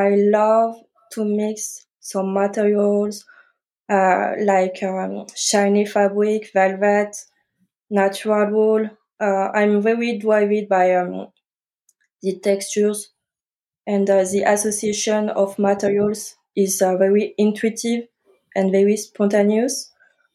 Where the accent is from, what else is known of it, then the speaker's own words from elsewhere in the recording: France; English is a second language; I'm French. I grew up and studied in France